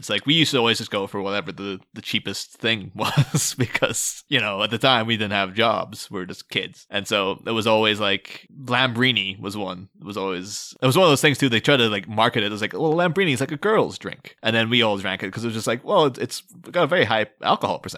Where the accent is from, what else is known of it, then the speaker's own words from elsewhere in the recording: Scotland, United Kingdom; The thing Terry would have been going for if he lived in my hometown was a thing called Buckfast, which is a Scottish drink.